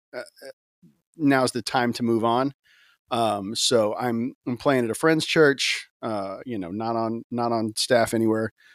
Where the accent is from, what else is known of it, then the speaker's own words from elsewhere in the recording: Gulf Coast, United States; I grew up in the church, um, you know, in kinda Gulf Coast